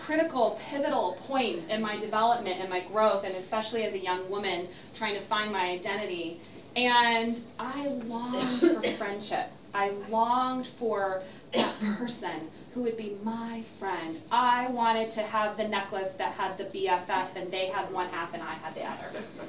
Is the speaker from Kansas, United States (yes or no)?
no; California, United States; also born or lived in Ohio / Missouri; So I was born in Ohio, lived there for 3 years, moved to Missouri, lived there for 3 years, moved to Southern California, lived there for a few years, two different places in Southern California.